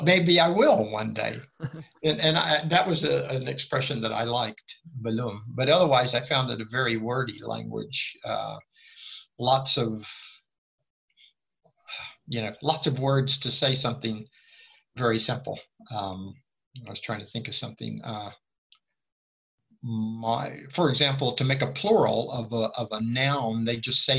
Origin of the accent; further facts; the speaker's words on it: Tampa, Florida, United States; moved away as an adult; now in Sweden; I grew up in Tampa, a Spanish-speaking town